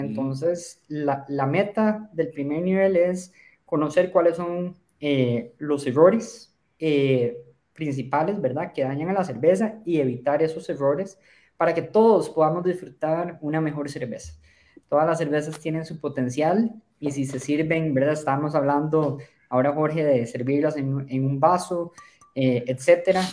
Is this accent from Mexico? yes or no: no; Costa Rica; Yo soy de Costa Rica